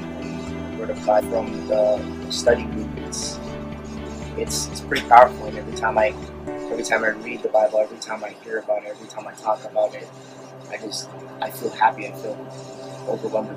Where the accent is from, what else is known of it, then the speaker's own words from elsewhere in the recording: Anaheim, California, United States; I was born in Anaheim, California.